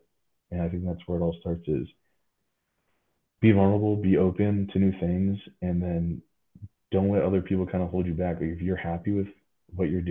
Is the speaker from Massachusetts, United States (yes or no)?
yes; Wrentham, Massachusetts, United States; moved away as an adult; also born or lived in Philadelphia; growing up in New England